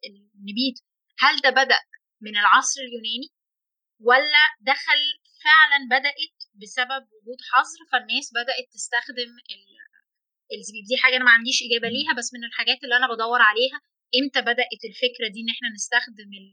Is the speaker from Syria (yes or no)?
no; Egypt; احنا عندنا هنا